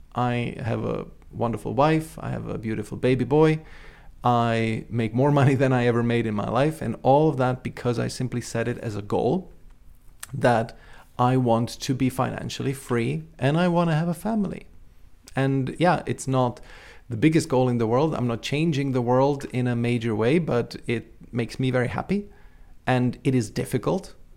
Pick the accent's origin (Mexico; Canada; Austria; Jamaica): Austria; also born or lived in Czechoslovakia (Czech Republic); we emigrated to capitalist Austria